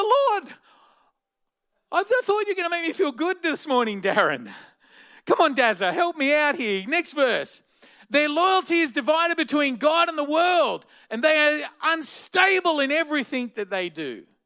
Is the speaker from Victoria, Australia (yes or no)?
no; Blacktown, New South Wales, Australia; I grew up in the western suburbs of Sydney in a place called Blacktown